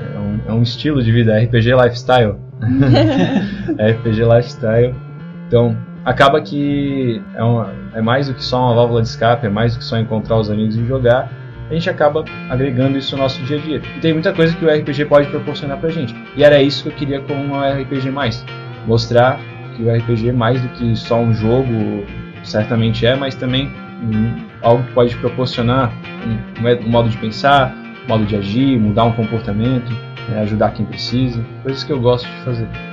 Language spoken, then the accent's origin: Portuguese; Blumenau, Santa Catarina, Brazil; a gente é de Blumenau, Santa Catarina